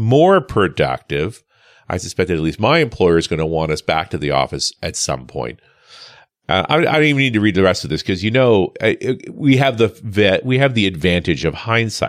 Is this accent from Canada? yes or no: yes; Canada; I am Canadian after all